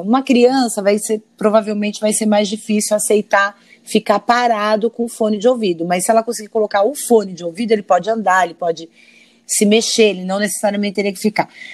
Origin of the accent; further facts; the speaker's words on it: São Paulo, Brazil; now in Rio de Janeiro, Brazil; sou uma paulista de, de nascimento, né? Sou natural de São Paulo